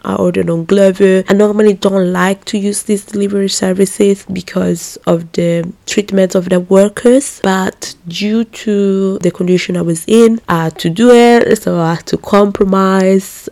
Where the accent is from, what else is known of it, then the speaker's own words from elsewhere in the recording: Italy; I was just born here